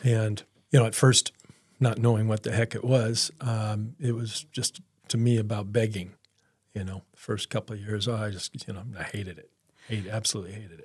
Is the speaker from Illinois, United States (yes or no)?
yes; Peoria, Illinois, United States; I grew up in Peoria